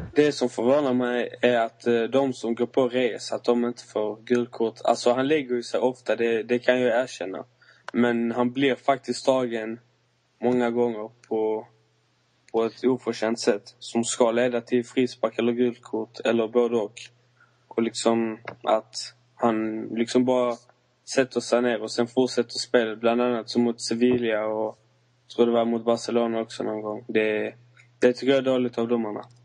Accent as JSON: {"language": "Swedish", "town": "Malmö", "region": "Skåne", "country": "Sweden", "tie": "born or raised there", "said": "jag bor i Malmö som är min hemstad"}